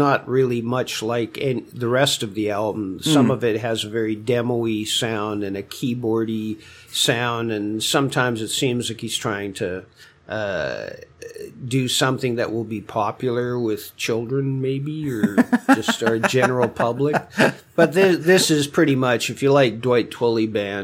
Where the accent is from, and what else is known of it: Canada